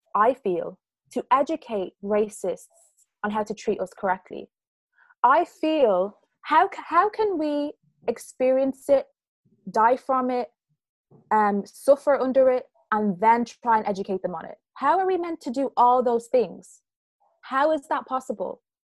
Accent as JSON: {"language": "English", "country": "Ireland", "tie": "born or raised there", "said": "growing up in Ireland"}